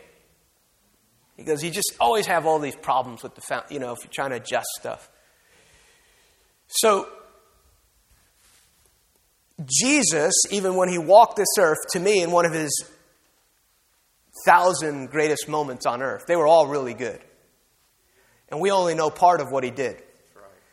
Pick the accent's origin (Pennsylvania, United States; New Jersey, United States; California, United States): New Jersey, United States; outside New York City; moved away; I grew up outside New York City